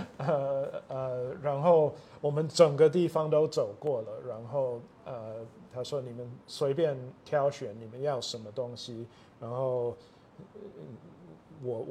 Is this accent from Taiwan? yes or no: yes; Taichung, Taiwan; 啊，我是台湾生长的美国人，啊，所以我父母都是美国人，但是他们以前是在台中的东海大学教书，所以我就是在那边出生的。小的时候也是住啊东海的校园